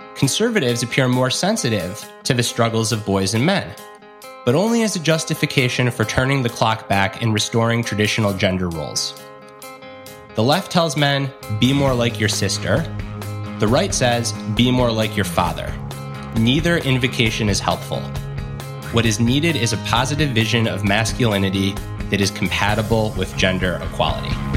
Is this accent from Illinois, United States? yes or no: no; Michigan, United States; my home state of Michigan